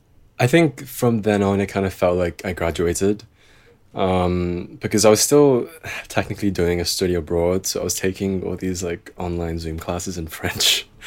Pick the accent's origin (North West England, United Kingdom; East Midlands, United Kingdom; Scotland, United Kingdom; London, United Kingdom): North West England, United Kingdom; Liverpool; haven't been back to Liverpool in over a year because of COVID. So I guess that's also kind of why my accent's kind of softened a bit, because I haven't had a chance to kind of top it up in a while.